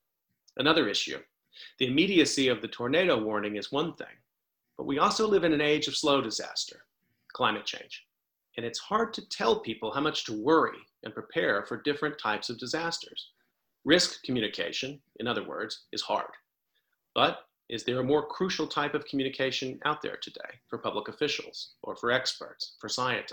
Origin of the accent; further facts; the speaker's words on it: Texas, United States; where I grew up in Texas